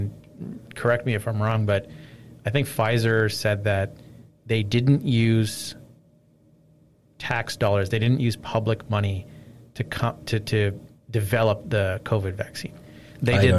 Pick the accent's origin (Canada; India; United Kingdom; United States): Canada; Nova Scotia; also born or lived in North York, Toronto, Ontario; now in Toronto, Canada; In North York, and then I grew up in Nova Scotia